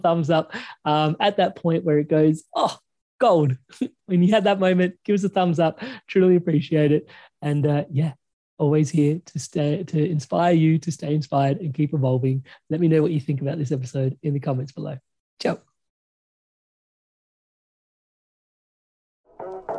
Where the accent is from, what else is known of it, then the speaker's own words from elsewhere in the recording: India; now in Melbourne, Australia; I'm Indian.